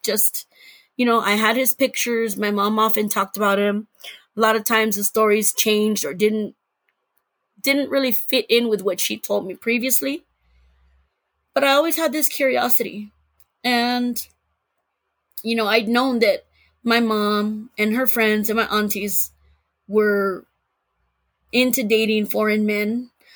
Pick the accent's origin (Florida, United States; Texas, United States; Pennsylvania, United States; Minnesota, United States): Texas, United States; San Antonio; I grew up in Texas.